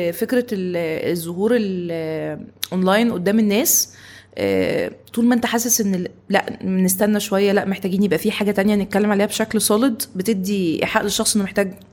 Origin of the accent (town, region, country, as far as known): Tanta, Gharbia, Egypt; also born or lived in Cairo, Egypt